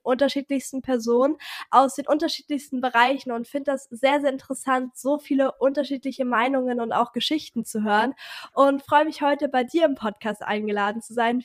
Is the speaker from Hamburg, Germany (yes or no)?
yes; Hamburg, Germany; ich komme aus Hamburg